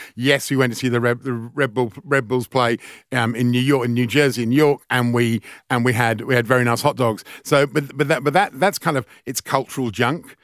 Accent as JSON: {"language": "English", "region": "England", "country": "United Kingdom", "tie": "born or raised there", "moved": "as an adult", "lives_now": "Australia", "said": "growing up in England"}